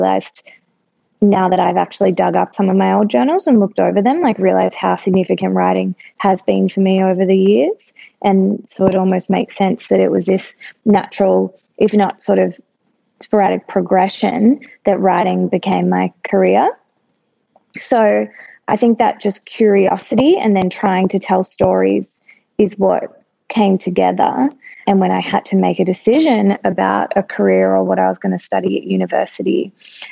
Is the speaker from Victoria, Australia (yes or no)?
yes; Melbourne, Victoria, Australia; Yeah, so I grew up in Melbourne in Bayside